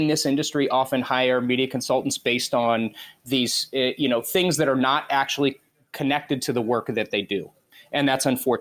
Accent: South Florida, United States; moved away as an adult; also born or lived in Los Angeles; most of your life growing up in South Florida, everybody is an immigrant. I mean, my entire neighborhood was immigrants

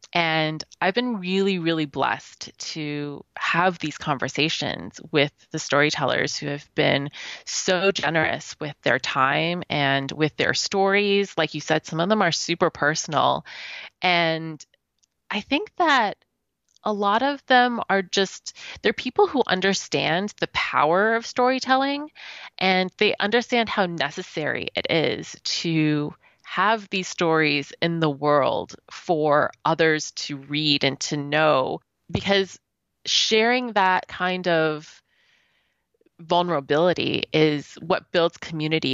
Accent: Canada; because I'm Canadian

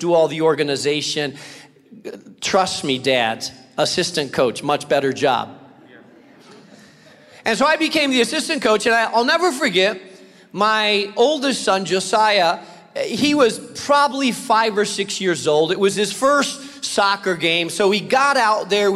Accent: Spain; moved away; I grew up in Spain

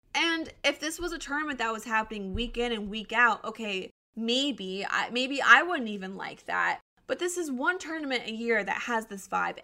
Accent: Colorado, United States; moved away as an adult; also born or lived in Arizona; I was born and raised in Colorado, and so going back feels like home.

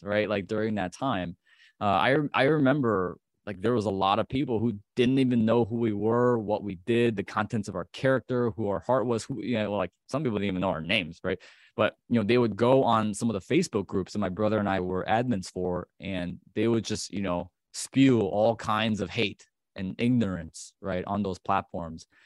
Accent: Chicago, Illinois, United States; I'm, I'm from Chicago, the Chicagoland area

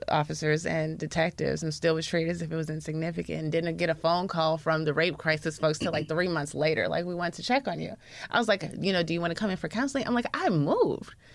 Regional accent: the South, United States; we're from the South

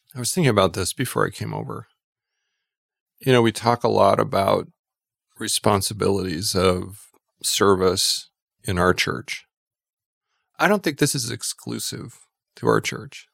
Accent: Twin Falls, Idaho, United States; also born or lived in New York; now in Boise, United States; I grew up in Twin Falls, Idaho

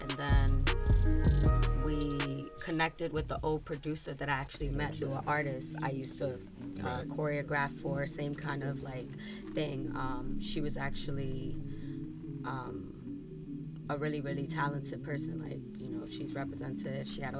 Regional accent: New York City, New York, United States; now in Miami, United States; I'm from Brooklyn, New York.

